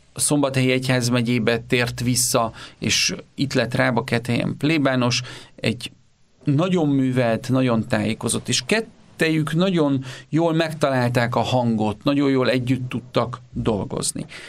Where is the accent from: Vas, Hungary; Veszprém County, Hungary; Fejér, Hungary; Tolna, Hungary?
Vas, Hungary; Körmend; Én Körmenden születtem, és ott jártam általános és középiskolába